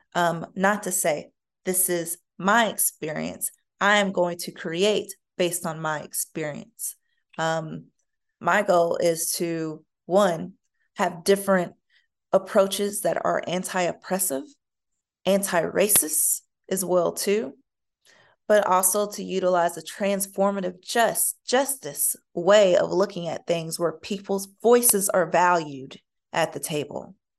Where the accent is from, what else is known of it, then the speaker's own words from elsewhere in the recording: United States; me as an American